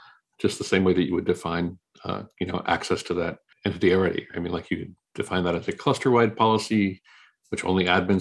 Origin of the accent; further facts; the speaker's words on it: Maui, Hawaii, United States; I grew up in Maui, Hawaii